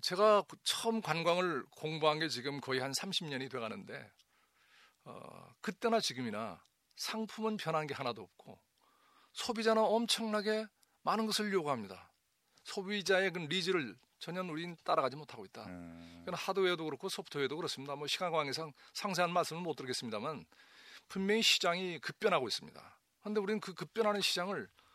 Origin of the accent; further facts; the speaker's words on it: Jeju, South Korea; 내 고향, 내 제주가 풍요로운 지역이 되도록